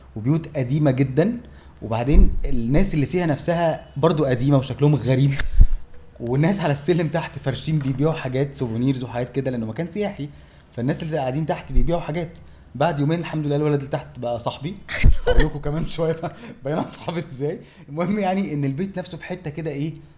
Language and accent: Arabic; Egypt